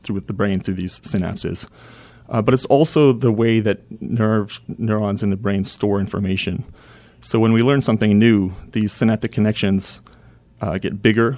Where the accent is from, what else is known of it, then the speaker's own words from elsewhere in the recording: Vancouver, British Columbia, Canada; moved away as an adult; also born or lived in Baltimore; now in Chapel Hill, United States; I grew up in Vancouver and did my training, first training there